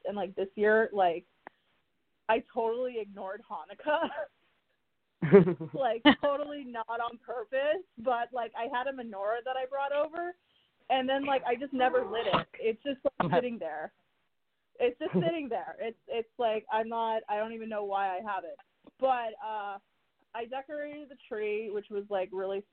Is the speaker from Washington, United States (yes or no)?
no; Miami, Florida, United States; first language Spanish; English is a second language; I'm from Miami as well